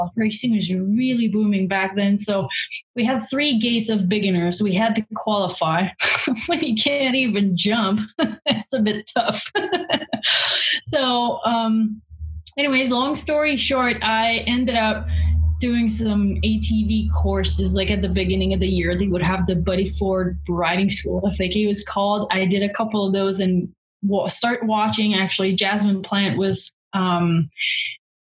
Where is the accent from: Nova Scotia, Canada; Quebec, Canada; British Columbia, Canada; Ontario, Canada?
Quebec, Canada; moved away as an adult; also born or lived in Montreal, Canada; now in Alberta, Canada; I'm from Quebec. I lived in Montreal while I was racing as well